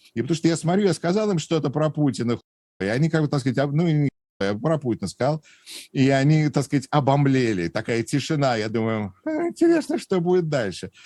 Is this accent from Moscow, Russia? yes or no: yes; Moscow, Russia; now in Wisconsin, United States; я родом из Москвы, из Патриарших прудов, и, э, и ходил в Гнесинскую музыкальную десятилетку